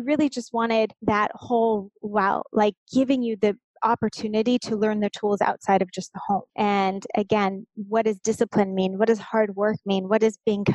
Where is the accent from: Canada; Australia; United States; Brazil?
United States; Southern California; also born or lived in Los Angeles; I grew up in Southern California, about an hour and a half southeast of LA.